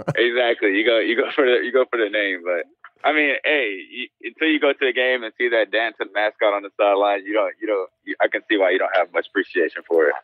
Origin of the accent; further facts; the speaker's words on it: Spartanburg, South Carolina, United States; also born or lived in Spain; I was born, I was born in Spain and, and I grew up in South Carolina